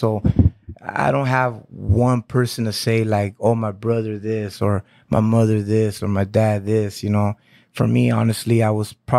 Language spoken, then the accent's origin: English; Santa Ana, California, United States; I was born in Santa Ana.